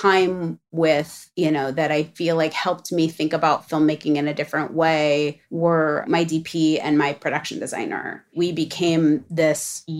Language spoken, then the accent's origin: English; Los Angeles, California, United States; growing up in Los Angeles